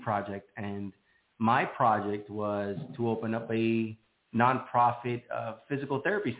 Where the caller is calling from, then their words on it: Miami, Florida, United States; I am located in sunny Miami, Florida.